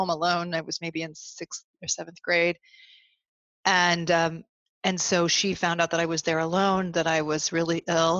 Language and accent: English; Vermont, United States; I grew up in Vermont where there were very few members of the church